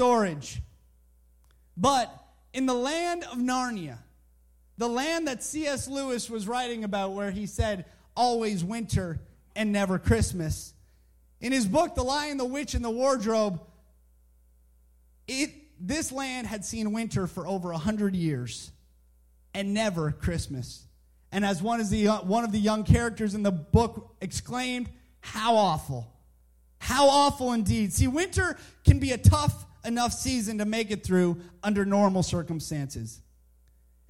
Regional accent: Canada; moved away as an adult; now in Southern United States; I'm Canadian and I grew up in Canada

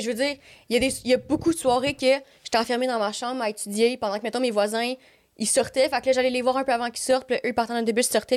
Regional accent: Montreal, Quebec, Canada; moi, je suis née à Montréal. J'ai habité à Montréal ben, quand j'étais jeune.

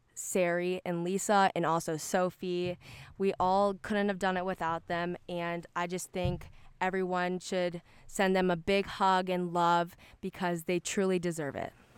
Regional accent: Texas, United States; I am from Texas

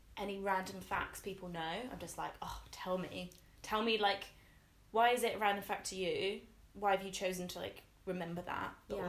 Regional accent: Devon, South West England, United Kingdom; moved away as an adult; also born or lived in Exeter / Nova Scotia, Canada; now in Bristol, United Kingdom; we came back and we settled... in a little village in the countryside in also Devon, and I grew up there

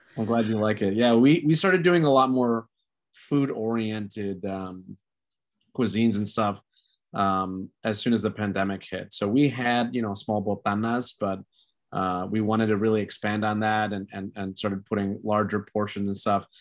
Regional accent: Chicago, Illinois, United States; also born or lived in Archer Heights, Chicago; I wasn't born in Little Village, but I was raised in Little Village.

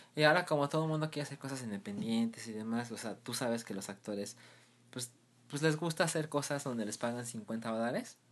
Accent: Mexico; nosotros como mexicanos

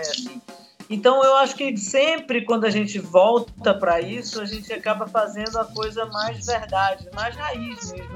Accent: Salvador, Bahia, Brazil; moved away as an adult; also born or lived in São Paulo / Rio de Janeiro; saí de Salvador, fui fazer faculdade de música em São Paulo

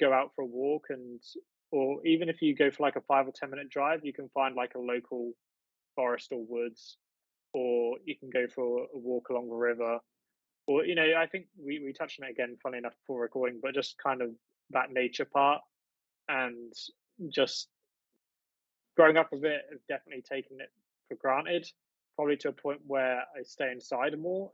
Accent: East of England, United Kingdom; I'm from the UK. I live in the east of England, fortunate enough to live in the countryside or a rural area, very close to the seaside. So yeah, I've lived here all my life.

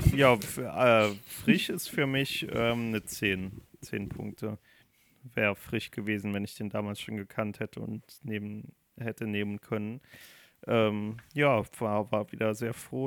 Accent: Germany; Ich bin Deutscher, ich rede kein Englisch

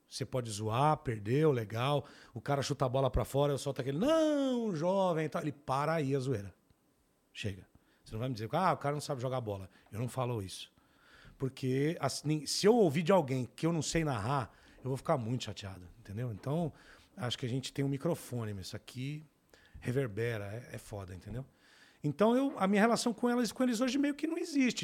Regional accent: São Paulo, Brazil; eu cresci no Capão Redondo

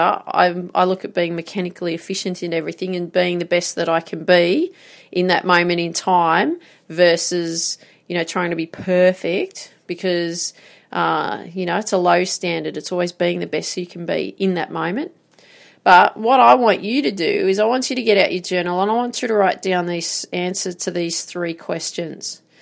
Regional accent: Grafton, New South Wales, Australia; I grew up in Grafton

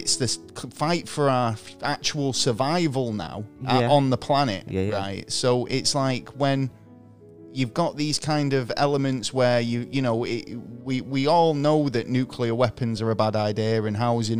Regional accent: Manchester, North West England, United Kingdom; I'm Mancunian

